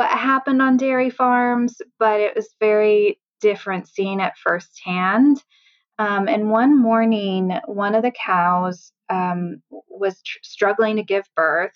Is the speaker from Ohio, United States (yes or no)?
no; Sunnyvale, California, United States; also born or lived in Michigan; now in Grass Valley, United States; I was born in Michigan, but moved out to California when I was 6 weeks old. So I'm originally from the Bay Area down in Sunnyvale